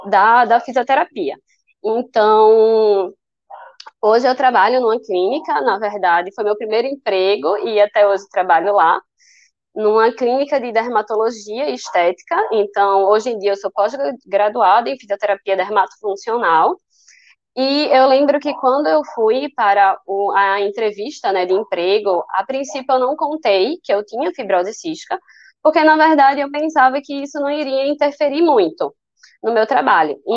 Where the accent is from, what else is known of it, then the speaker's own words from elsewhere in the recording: Recife, Pernambuco, Brazil; Eu tenho 29 anos, eu sou daqui de Recife, Pernambuco